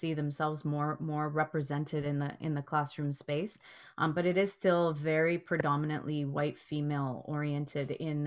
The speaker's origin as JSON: {"language": "English", "town": "Toronto", "region": "Ontario", "country": "Canada", "tie": "born or raised there", "said": "Never had a teacher that wasn't white growing up in Rexdale"}